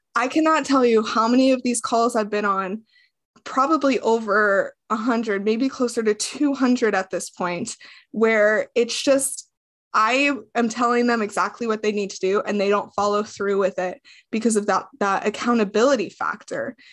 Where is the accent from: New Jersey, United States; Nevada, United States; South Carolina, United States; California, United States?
Nevada, United States; Las Vegas; moved away as an adult; I grew up in Las Vegas, Nevada. I lived there up until I was twenty-three years old